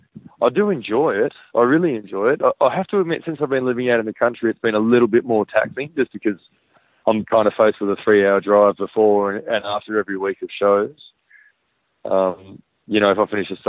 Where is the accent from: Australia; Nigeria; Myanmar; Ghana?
Australia; Western Australia; being West Australian